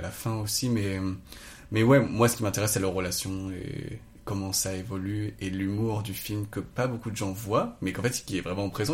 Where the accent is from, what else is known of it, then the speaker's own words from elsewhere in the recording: south of France, France; je viens du sud de la France, euh, de la, enfin, j'habitais dans la forêt